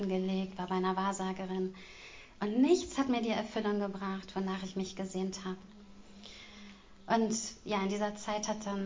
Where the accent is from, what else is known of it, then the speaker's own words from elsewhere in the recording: Großburgwedel, Lower Saxony, Germany; Und also ich komme aus Großburg-Wedel.